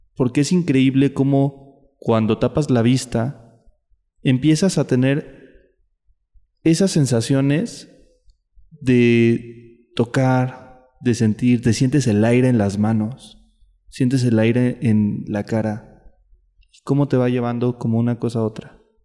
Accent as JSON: {"language": "Spanish", "region": "State of Mexico", "country": "Mexico", "said": "yo soy del Estado de México."}